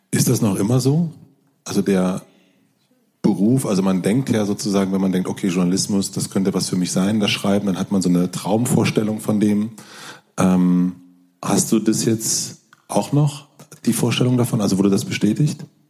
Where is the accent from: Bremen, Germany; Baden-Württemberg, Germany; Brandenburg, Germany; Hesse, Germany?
Brandenburg, Germany; South; ich komme aus Südbrandenburg, ähm, Südbrandenburg